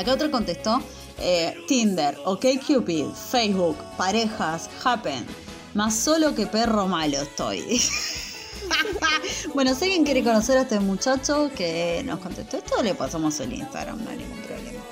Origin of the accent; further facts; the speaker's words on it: Lanús, Buenos Aires Province, Argentina; nací criada en la Lanús